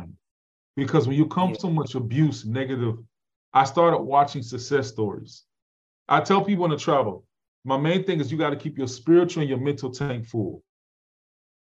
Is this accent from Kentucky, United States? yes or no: no; Chicago, Illinois, United States; I came from the Chicago Project and my mother's on drugs